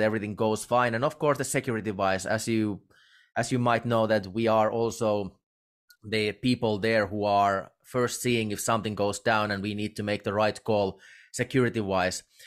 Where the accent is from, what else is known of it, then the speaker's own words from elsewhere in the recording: Finland; I'm from Finland, and we in uh, we Finns we really do not know anything about professional wrestling as a nation